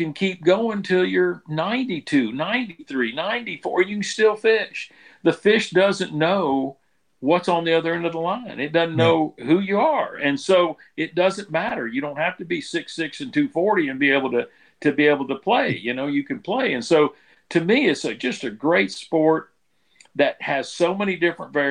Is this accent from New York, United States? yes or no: no; Florida, United States; I'm born and raised in Florida rather than Louisiana.